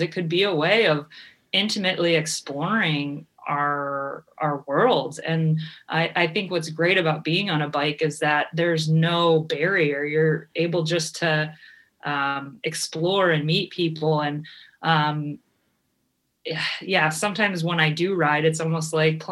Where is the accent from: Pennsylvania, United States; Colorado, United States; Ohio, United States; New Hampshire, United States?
Ohio, United States; Cleveland; moved away as an adult; also born or lived in California; I'm from Cleveland, and I moved out to California